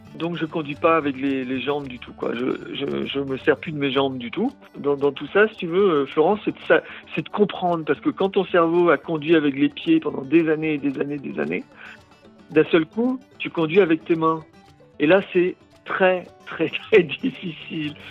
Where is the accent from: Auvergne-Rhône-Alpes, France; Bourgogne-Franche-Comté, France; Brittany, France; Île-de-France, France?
Brittany, France; Brest; je suis euh, français, je, suis breton, je suis né à Brest.